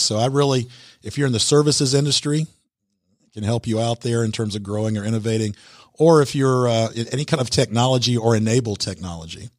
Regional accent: Atlanta, Georgia, United States; I'm actually from the Atlanta area

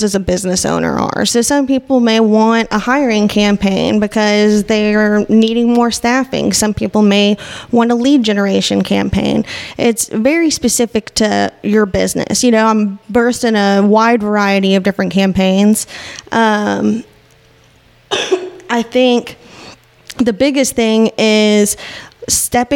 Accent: Northwest Arkansas, United States; moved away as an adult; also born or lived in Kansas / Texas; I've been born and raised in Northwest Arkansas

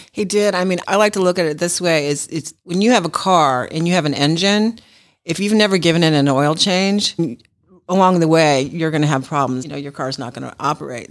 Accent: Los Angeles, California, United States; now in Georgia, United States; I'm from Los Angeles

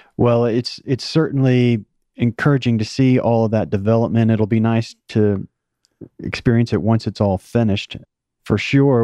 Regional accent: Oklahoma, United States; now in Atlanta, United States; I was born in Oklahoma and, and spent a number of years there before moving here.

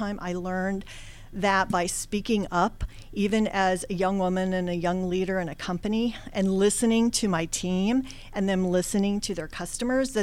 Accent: Washington, District of Columbia, United States; I was born and raised in Washington, D.C.

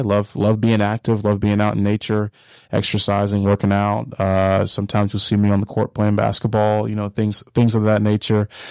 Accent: Hiram, Georgia, United States; also born or lived in Dallas, Texas; I grew up in Paulding County, uh, Hiram, Georgia

